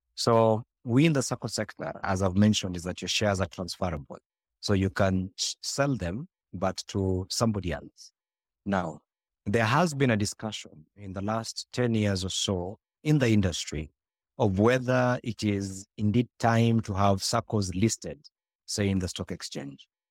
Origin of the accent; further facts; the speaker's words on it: Nairobi, Kenya; I was born and raised in Kibra